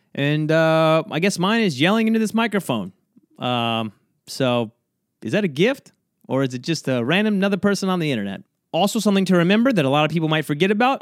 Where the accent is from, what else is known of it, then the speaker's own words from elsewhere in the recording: South Georgia, United States; now in New York, United States; I'm from, uh, South Georgia, so I was flying from South Georgia to New York, back to where I, where I live now, right? Where I've been for many years